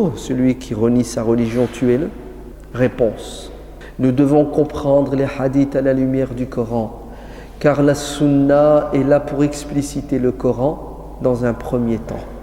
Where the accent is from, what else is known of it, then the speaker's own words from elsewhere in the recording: France; chez nous en France